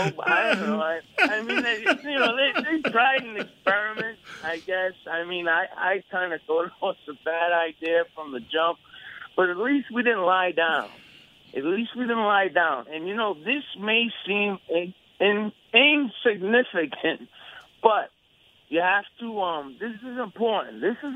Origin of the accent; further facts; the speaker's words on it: Providence, Rhode Island, United States; They made a movie about the neighborhood that I grew up in Providence that you guys have to see.